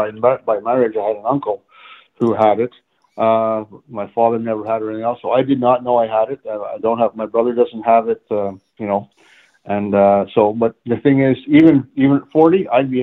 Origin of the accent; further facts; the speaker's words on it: Montreal, Quebec, Canada; now in London, Canada; I'm originally from Montreal